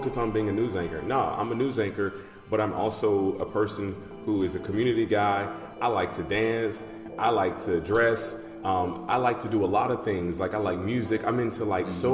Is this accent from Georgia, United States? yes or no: yes; Atlanta, Georgia, United States; I grew up in Atlanta, Georgia